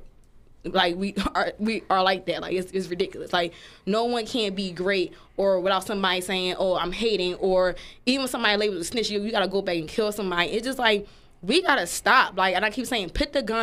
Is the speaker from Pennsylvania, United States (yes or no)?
yes; Philadelphia, Pennsylvania, United States; I'm from Philly, I'm from the hood